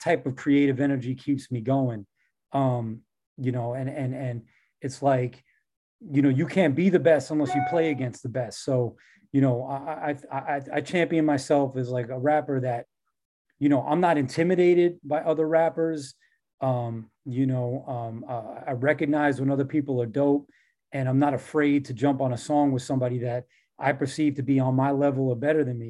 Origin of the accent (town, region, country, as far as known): New York, United States